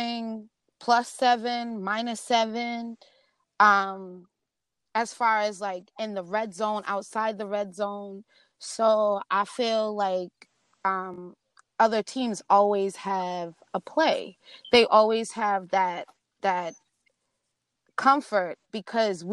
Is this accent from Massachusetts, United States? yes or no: yes; Boston, Massachusetts, United States; I'm from New England. I'm from Boston